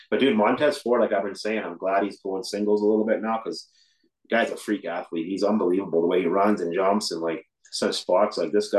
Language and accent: English; Vancouver, British Columbia, Canada; I said, I'm from Vancouver.